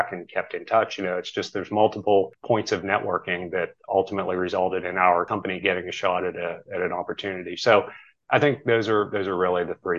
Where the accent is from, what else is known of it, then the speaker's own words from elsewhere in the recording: near Pittsburgh, Pennsylvania, United States; I grew up near Pittsburgh